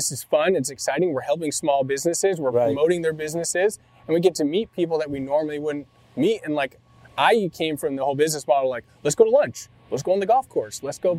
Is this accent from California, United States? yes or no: yes; Laguna Beach, California, United States; I'm from Laguna.